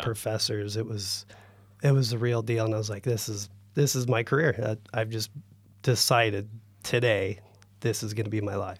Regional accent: Northern California, United States; moved away as an adult; also born or lived in North Dakota; growing up in NorCal

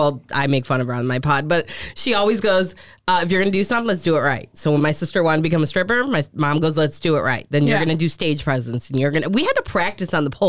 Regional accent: Detroit, Michigan, United States; moved away; also born or lived in Florida; we're from Detroit.

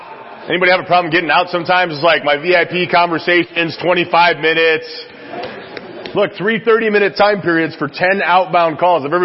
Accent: Chicago, Illinois, United States; now in San Antonio, United States; I was raised in Chicago, so I got that fast thing going on

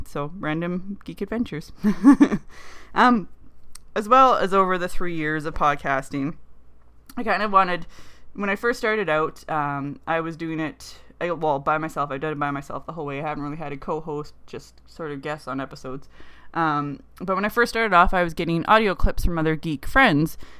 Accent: Canada; being a Canadian girl

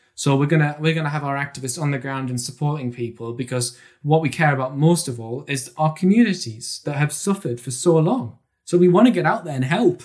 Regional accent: Durham, North East England, United Kingdom; I grew up in County Durham

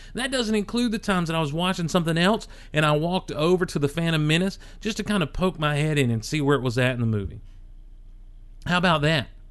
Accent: Athens, Georgia, United States; I was born in Athens back in 1977

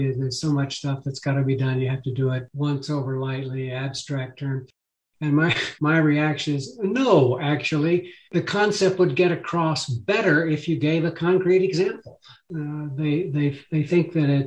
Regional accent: El Paso, Texas, United States; now in Tucson, United States; I grew up in El Paso

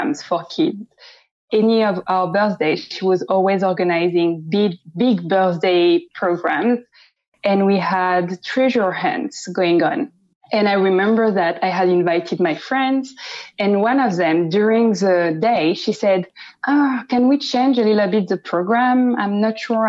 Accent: Paris, Île-de-France, France; accent: French; English is a second language; moved away as an adult; also born or lived in Amsterdam; now in London, United Kingdom; I am from France, and I was born in Paris, and I grew up in Paris

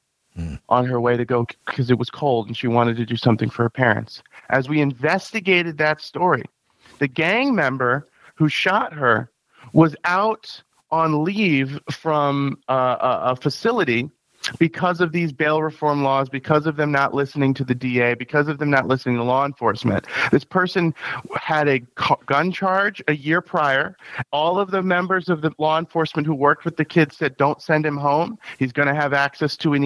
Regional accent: upstate New York, United States; also born or lived in Long Island, New York; I've lived in upstate New York for most of my life, moved here when I was 6 years old. I was born on Long Island

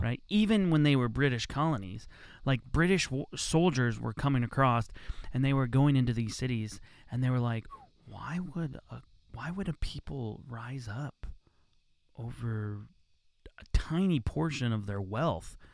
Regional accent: United States; as an American

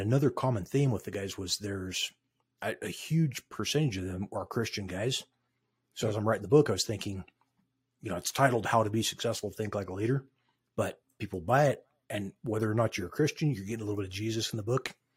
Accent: Craig, Colorado, United States; also born or lived in Westminster, Colorado; now in Grand Junction, United States; grew up in Craig, Colorado

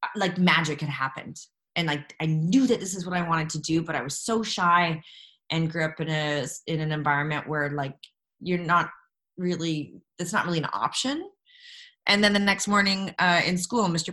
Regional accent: Jasper, Alberta, Canada; moved away; growing up in Jasper, uh, there's no theater in our school.

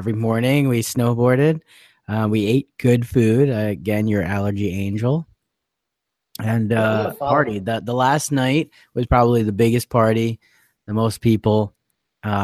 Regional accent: New Jersey, United States; we're from Jersey

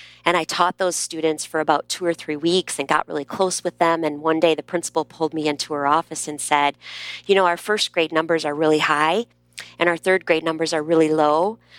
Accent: Midwest, United States; I'm from the Midwest, and I was teaching in Texas. And the vowels don't exactly come out of my mouth the same way that they were coming out of the mouths of the students in my classroom.

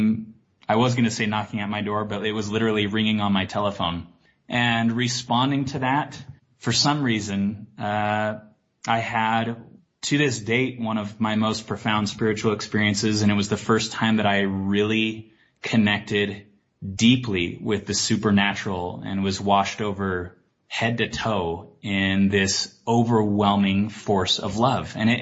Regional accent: Salt Lake City, Utah, United States; moved away as an adult; also born or lived in Boston / New York; growing up in Utah

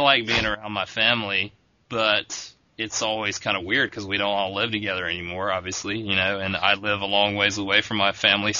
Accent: Augusta, Georgia, United States; moved away; The World Disc Golf Championships were held in my hometown.

